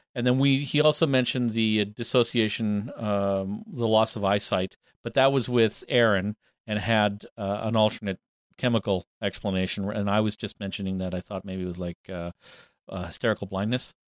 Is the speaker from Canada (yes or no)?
yes; Canada; we're English speakers from Canada